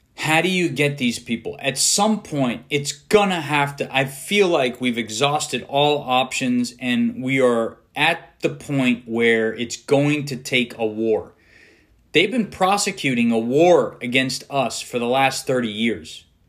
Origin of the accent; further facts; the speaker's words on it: United States; as an American